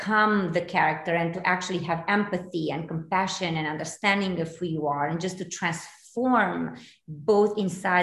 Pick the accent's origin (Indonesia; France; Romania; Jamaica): Romania; English is a second language; moved away as an adult; now in United States; I am originally from Romania, born, raised there